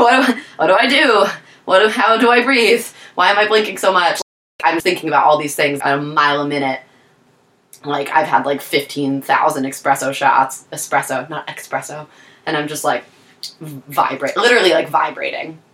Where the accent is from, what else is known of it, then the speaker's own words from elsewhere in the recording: Taylor, Pennsylvania, United States; moved away as an adult; also born or lived in Scranton, Pennsylvania; now in Philadelphia, United States; born in Scranton, raised in Taylor.